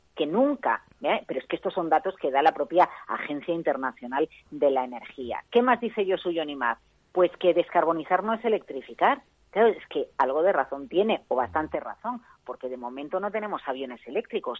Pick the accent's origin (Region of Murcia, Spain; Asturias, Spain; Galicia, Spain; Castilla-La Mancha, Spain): Galicia, Spain; moved away; somos muchos los gallegos que estamos fuera de Galicia